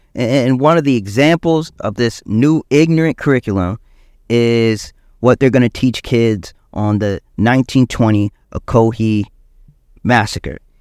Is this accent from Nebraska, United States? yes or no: no; South Carolina, United States; also born or lived in Columbia, South Carolina; I'm from South Carolina, so I know Macon, Georgia